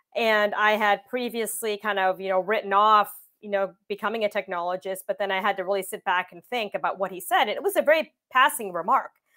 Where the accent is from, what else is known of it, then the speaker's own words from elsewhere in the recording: Windsor, Ontario, Canada; I grew up in Windsor, Ontario, Canada